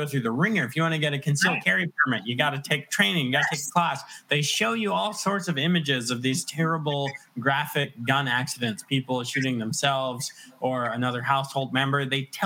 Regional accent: Virginia, United States; also born or lived in West End of Long Island, New York; I claim Virginia because we moved here when I was very young, when I was in grade school

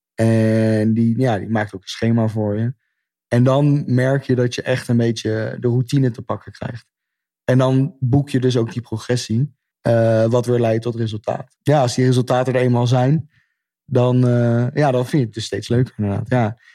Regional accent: Netherlands; als Nederlander

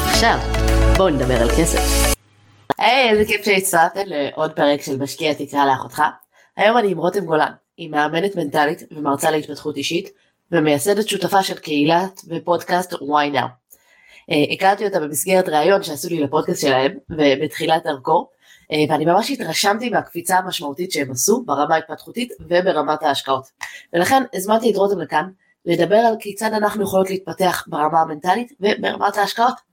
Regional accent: Ra'anana, Central District, Israel; ואני אה, גדלתי בבית אה, טוב הכל סבבה גדלתי ברעננה הכל אחלה

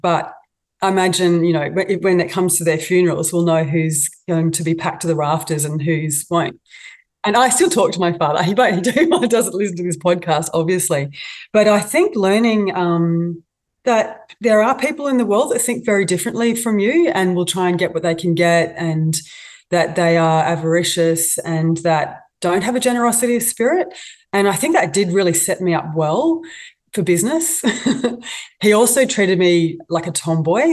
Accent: Australia; also born or lived in Moscow, Russia; being an Aussie

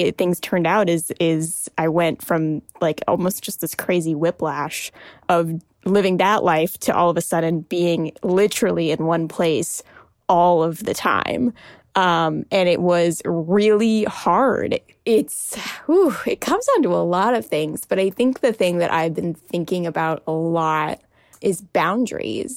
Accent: United States; also born or lived in Washington, D.C.; I'm Indian American, and I call my parents mom and dad. I am currently living in my childhood bedroom

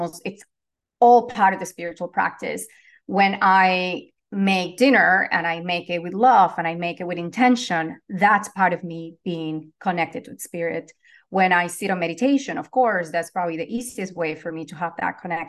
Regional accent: Venezuela; now in Los Angeles, United States; I'm originally from Venezuela. I am currently based in Los Angeles, California

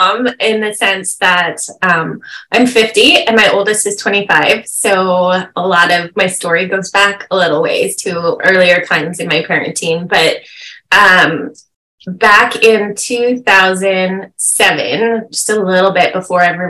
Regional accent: California, United States; moved away as an adult; also born or lived in Midwest; We're from California, but we had moved there for a time

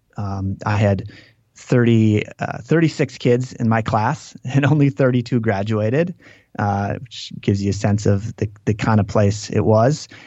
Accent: Green Lake, Wisconsin, United States; I grew up in this town called Green Lake

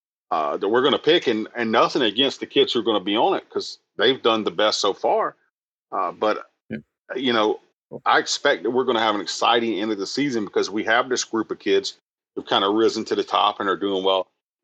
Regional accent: South Carolina, United States; moved away; I'm from South Carolina, so I butcher everybody's name.

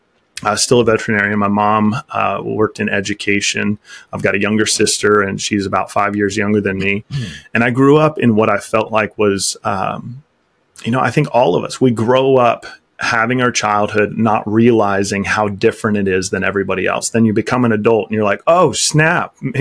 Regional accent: Topeka, Kansas, United States; I'm a Kansas farm boy at heart. I grew up in the Midwest, just outside of Topeka, Kansas.

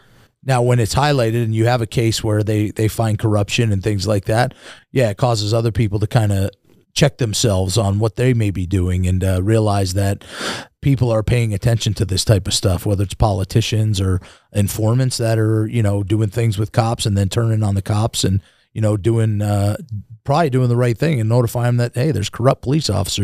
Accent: New York, United States; born there; So my dad was a police officer in New York. I was born in New York.

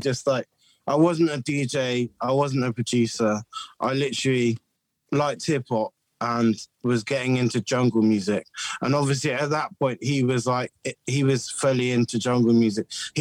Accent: Bristol, South West England, United Kingdom; I was brought up in the 90s in Bristol

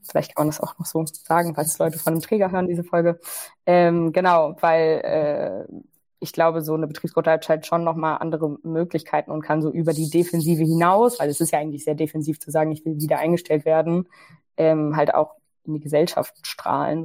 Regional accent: Ruhr area, North Rhine-Westphalia, Germany; ich komme aus dem Ruhrgebiet

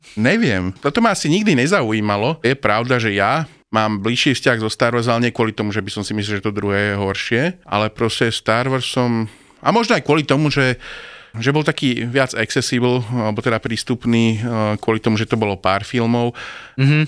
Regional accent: Bratislava, Bratislava Region, Slovakia; som bol z Bratislavy.

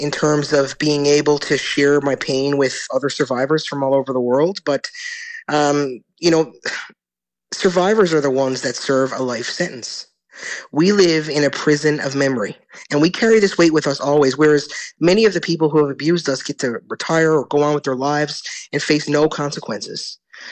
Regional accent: Newfoundland and Labrador, Canada; I come from Newfoundland and Labrador

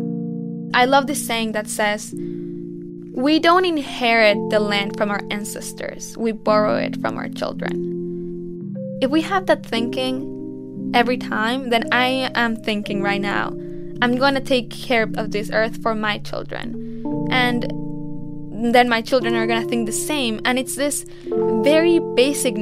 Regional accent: Mexico; born or raised there

